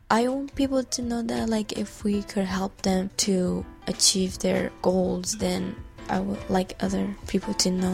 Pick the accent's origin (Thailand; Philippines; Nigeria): Thailand; now in United States; I'm from Thailand, and I've been in the U.S. for 5 years.